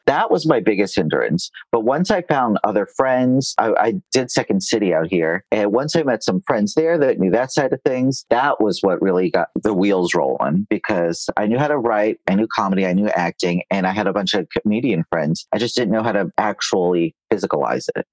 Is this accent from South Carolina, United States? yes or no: no; New York, United States; now in Los Angeles, United States; I live in Los Angeles and I grew up in New York